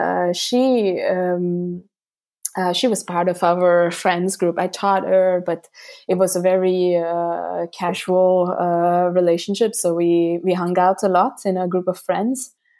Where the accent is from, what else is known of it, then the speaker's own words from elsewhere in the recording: Mumbai, Maharashtra, India; moved away as an adult; now in Florence, Italy; I'm originally from Mumbai, India. And I've been living in Florence for the last 13 years